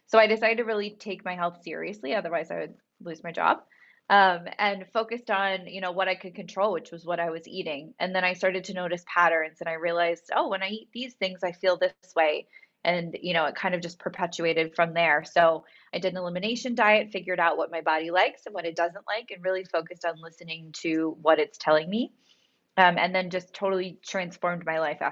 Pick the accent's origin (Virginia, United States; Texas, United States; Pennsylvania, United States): Pennsylvania, United States; moved away as an adult; also born or lived in Los Angeles; I'm from Pennsylvania